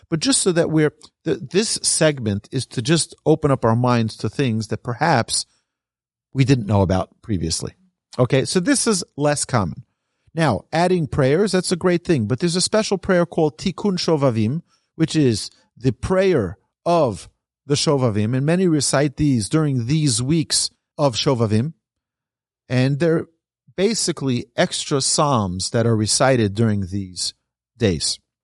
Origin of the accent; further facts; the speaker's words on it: New York, United States; I'm from New York.